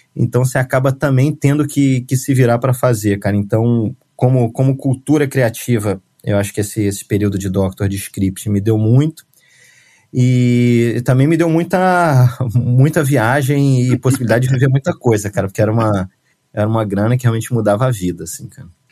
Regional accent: Rio de Janeiro, Brazil; moved away as an adult; also born or lived in São Paulo / Portugal; eu sou carioca

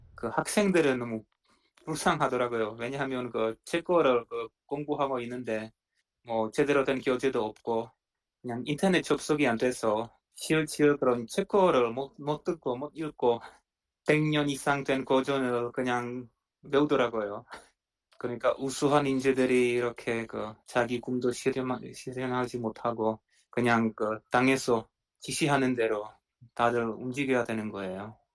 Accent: Czechia; Korean is a second language; 7, 80년대 그 체코슬로바키아 사회주의라의 체코슬로바키아에서 살았는데

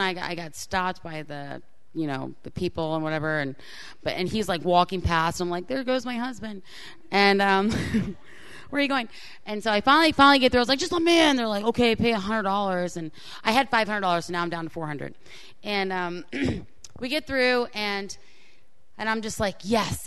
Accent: Florida, United States; I grew up in Florida, so my high school was in Florida.

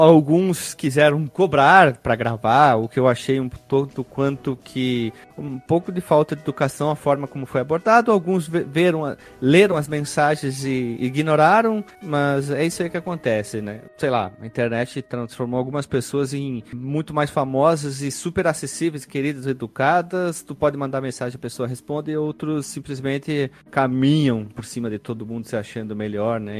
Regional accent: Rio Grande do Sul, Brazil; accent: gaúcho; meu sotaque de gaúcho

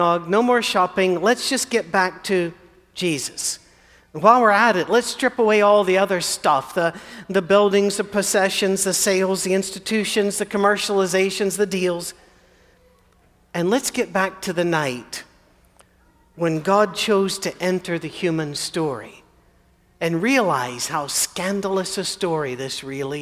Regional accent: Scotland, United Kingdom; I'm Scottish

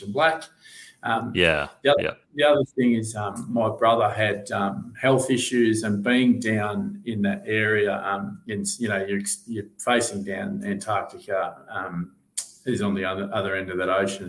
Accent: Sunshine Coast, Queensland, Australia; moved away; also born or lived in Coolangatta; when I was growing up on the Sunshine Coast

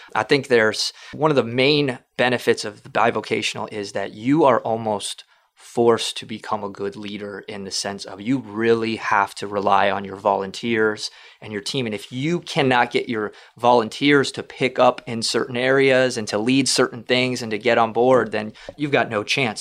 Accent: South Florida, United States; also born or lived in Kentucky; We're both from South Florida.

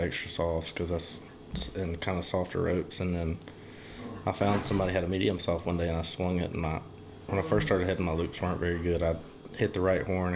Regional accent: Clanton, Alabama, United States; I'm from Alabama, Clanton, Alabama

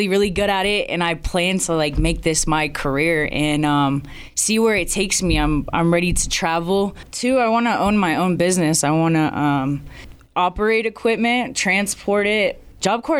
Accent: Colorado Springs, Colorado, United States; moved away as an adult; now in Riverton, United States; I'm from Colorado Springs, Colorado

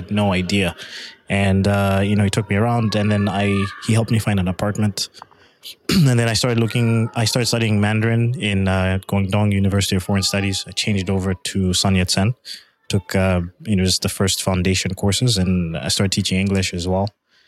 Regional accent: Canada; They went back for a bit and then ended up in Canada. So I identify with being Canadian.

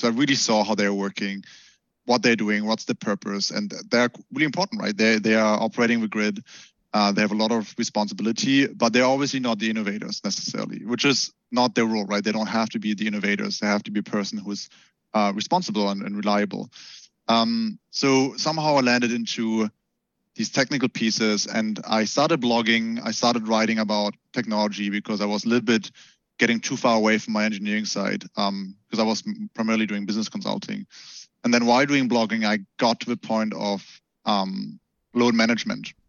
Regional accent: Germany; I grew up in Germany, so we all we are super automotive country

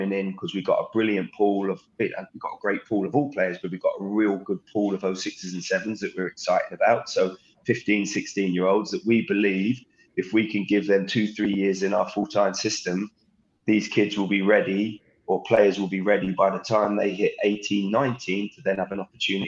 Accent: Southampton, South East England, United Kingdom; now in Lexington, United States; growing up in Southampton's academy.

